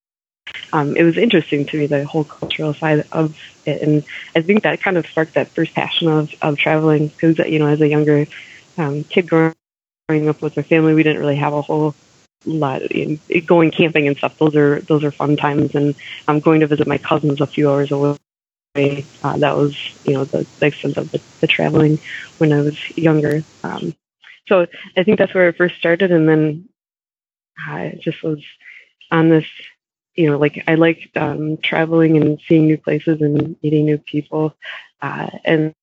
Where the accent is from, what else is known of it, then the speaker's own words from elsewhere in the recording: Minnesota, United States; now in Wisconsin, United States; I grew up, I grew up in Minnesota, and we lived like a half hour away from Iowa and a half hour away from Wisconsin